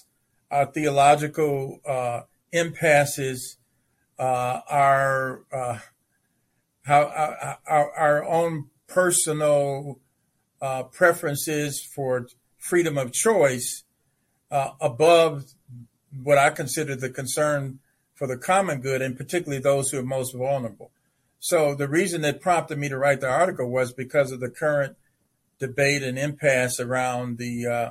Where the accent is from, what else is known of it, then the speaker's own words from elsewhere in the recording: Chicago, Illinois, United States; now in Indiana, United States; my own pastor when growing up in Chicago